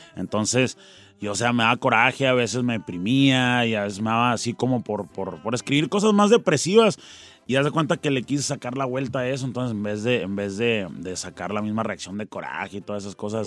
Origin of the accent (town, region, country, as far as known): Tucson, Arizona, United States; born or raised there; also born or lived in Nogales, Sonora, Mexico